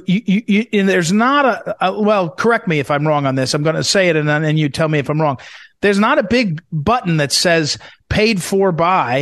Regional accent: Missouri, United States; my home state, Missouri

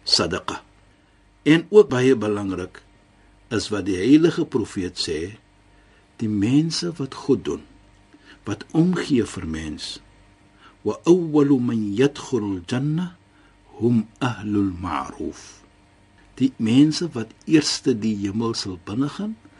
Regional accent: South Africa; now in Cape Town, South Africa; Ek is 'n Suid-Afrikaner

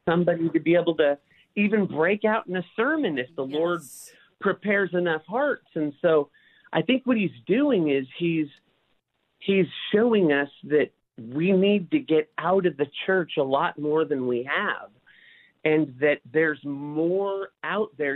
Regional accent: Bellflower, California, United States; also born or lived in Paramount, California; I grew up in Bellflower, Paramount, California.

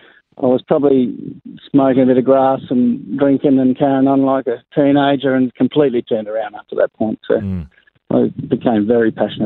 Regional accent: the Riverland, on the Murray River, South Australia, Australia; moved away as an adult; also born or lived in Northern Territory; I was born in Wakeley in the Riverland on the Murray River. So we grew up there until I was about 21, and then we moved to the Northern Territory.

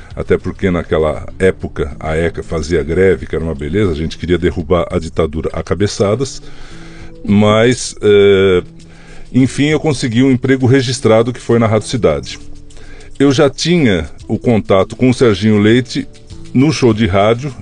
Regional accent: São Paulo, Brazil; also born or lived in Marília; Eu nasci em Marília, mas só para dourar a minha biografia, porque os meus pais já estavam em São Paulo, eu nasci nas férias, né? Uhum. Então fui lá nascer perto da vovó, mas eu já estava em São Paulo, já morava em São Paulo.

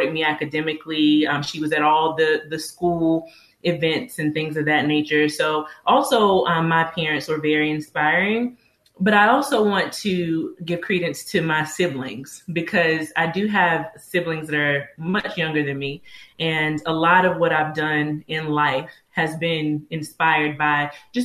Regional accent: Greenville, North Carolina, United States; moved away as an adult; also born or lived in Chapel Hill, North Carolina; I was born and raised in Greenville, North Carolina. So I'm a Southern girl

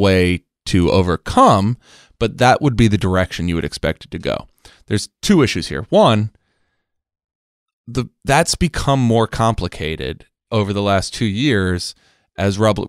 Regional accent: San Diego, California, United States; the old rules that I grew up with in San Diego politics

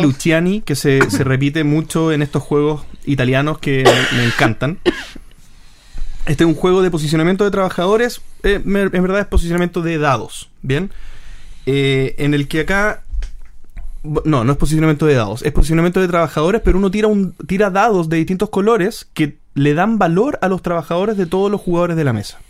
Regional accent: Chile; Nosotros somos chilenos

